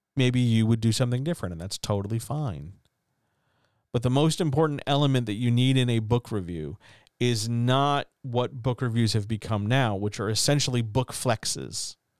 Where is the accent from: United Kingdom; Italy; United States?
United States; I'm an American.